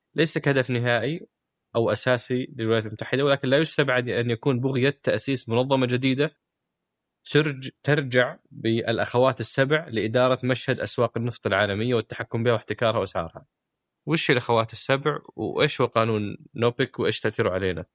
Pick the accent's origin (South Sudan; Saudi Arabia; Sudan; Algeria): Saudi Arabia; عندنا في السعوديه